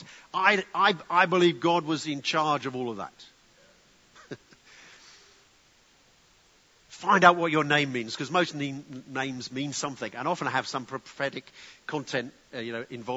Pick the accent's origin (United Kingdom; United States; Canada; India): United Kingdom; England; being very English